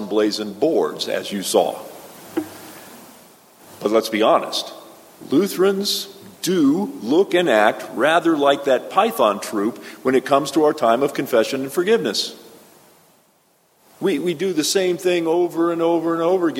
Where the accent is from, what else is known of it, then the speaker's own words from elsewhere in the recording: South Florida, United States; my hometown in South Florida